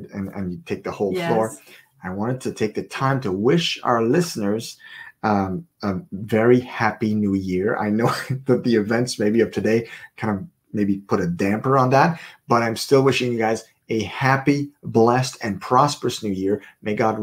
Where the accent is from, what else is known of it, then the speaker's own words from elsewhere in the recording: Canada; we are Canadians, so we're broadcasting from Prince Edward Island, Canada